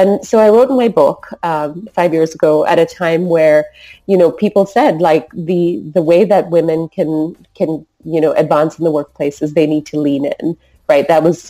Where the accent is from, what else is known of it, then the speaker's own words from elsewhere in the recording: Singapore; So growing up in Singapore, I just grew up with people of all different nationalities, all different cultures, all different religions.